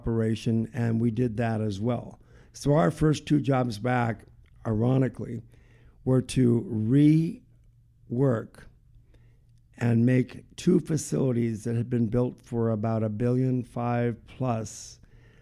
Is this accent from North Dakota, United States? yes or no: yes; North Dakota, United States; moved away as an adult; now in Nevada, United States; I'm from North Dakota